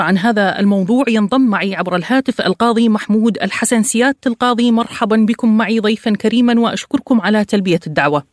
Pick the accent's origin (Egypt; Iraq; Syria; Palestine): Iraq; accent: Iraqi; بلهجتنا العراقية